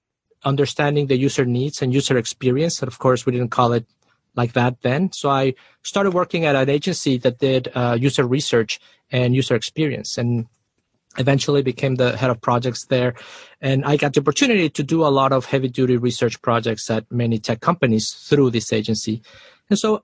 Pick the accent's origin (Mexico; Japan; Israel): Mexico; Mexico City; moved away as an adult; also born or lived in Austin, Texas; I am originally from Mexico City. So I moved to Austin, Texas after college